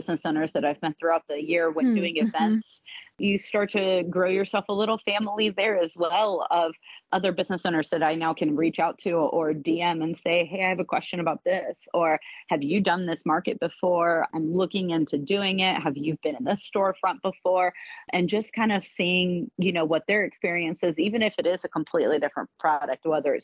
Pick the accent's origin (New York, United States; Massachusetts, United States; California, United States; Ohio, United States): Ohio, United States; now in North Carolina or South Carolina, United States; my husband and I are from the North. We're from Ohio.